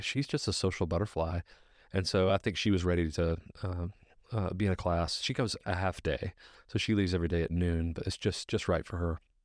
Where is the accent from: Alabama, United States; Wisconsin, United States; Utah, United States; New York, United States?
Alabama, United States; Alabaster; also born or lived in Birmingham, Alabama; I'm from Birmingham originally, grew up in Alabaster